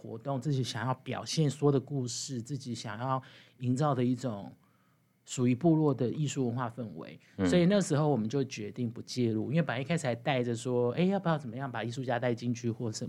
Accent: Chiayi, Taiwan

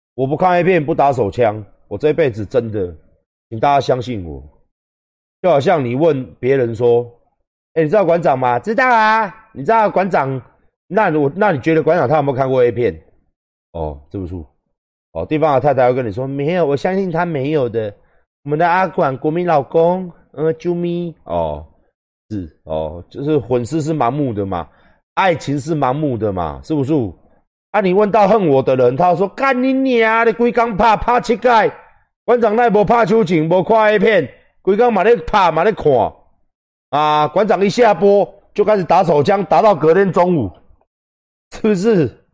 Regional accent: Taiwan; 我是台湾人

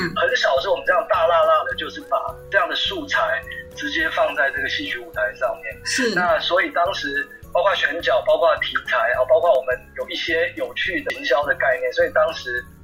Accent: Taiwan; first language Taiwanese Hokkien; Chinese is a second language; 我其实我的母语就是台语

